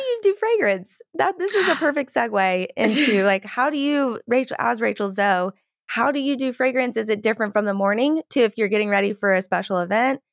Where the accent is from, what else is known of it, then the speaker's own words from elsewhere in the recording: Georgia, United States; I'm from Georgia and like in the South, there's nice. beautiful magnolia trees